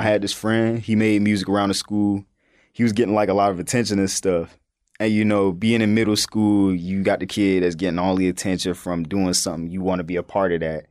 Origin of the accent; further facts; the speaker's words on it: North Carolina, United States; me growing up in North Carolina